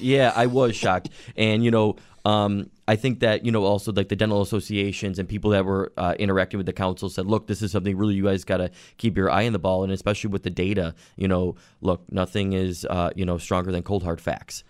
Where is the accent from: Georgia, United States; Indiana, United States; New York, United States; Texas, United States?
New York, United States; Orchard Park; I grew up in Orchard Park